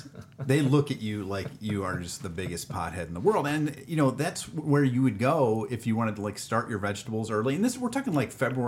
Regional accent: Bedford, Ohio, United States; now in Twinsburg, United States; I grew up in Bedford

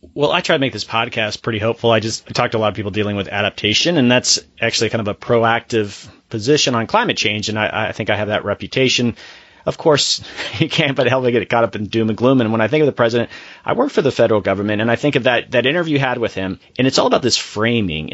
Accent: Florida, United States; moved away; I'm originally from Florida

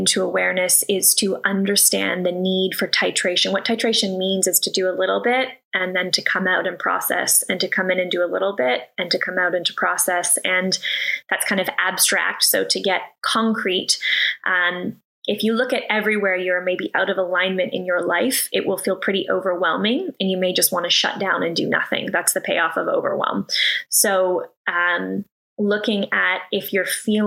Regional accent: Canada; now in California, United States; I'm from Canada.

